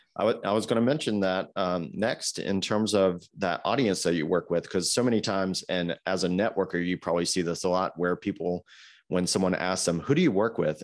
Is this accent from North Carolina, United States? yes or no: yes; Greensboro, North Carolina, United States; my hometown of Greensboro that I grew up